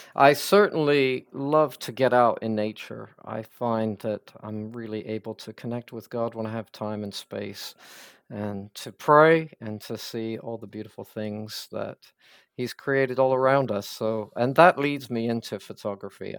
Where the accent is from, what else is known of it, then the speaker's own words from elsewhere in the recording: Pennsylvania, United States; also born or lived in the American South; now in Scotland, United Kingdom; I'm American, so I was kind of born and raised in Pennsylvania primarily and uh, but then moved to the south.